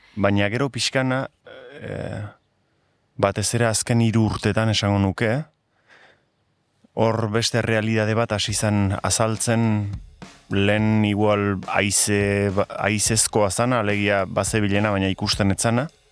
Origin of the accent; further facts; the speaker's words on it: Hendaye, Nouvelle-Aquitaine, France; now in Sare, France; ni endaiarra naiz, ordun muga ertzean sortu nintzen, e, muga ertzean bizi izan naiz